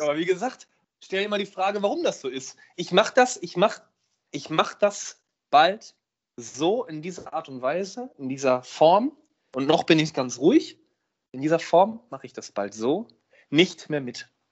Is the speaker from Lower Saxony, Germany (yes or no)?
no; Hamburg, Germany; als Hamburger